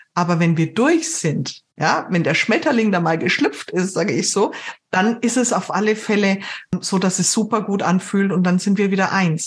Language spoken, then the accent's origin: German; Germany; bei uns in Deutschland